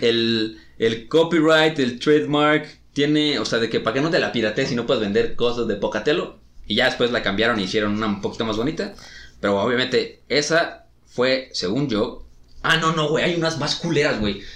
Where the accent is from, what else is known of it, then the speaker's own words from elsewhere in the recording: Mexico; aquí en México